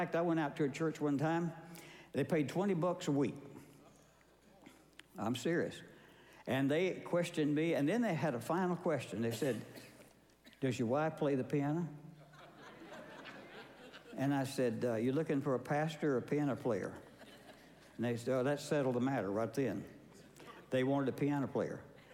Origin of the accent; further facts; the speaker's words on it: Texas, United States; also born or lived in Harlingen, Texas / Kilgore, Texas / Baytown, Texas / Beaumont, Texas; I was raised in Texas.